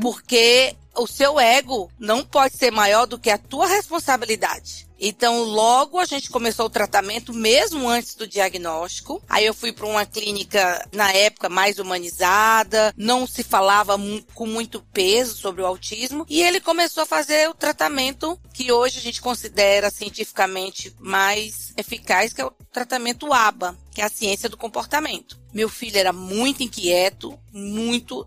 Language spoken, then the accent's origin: Portuguese; Fortaleza, Ceará, Brazil; now in São Paulo, Brazil; eu sou de Fortaleza, mas moro em São Paulo.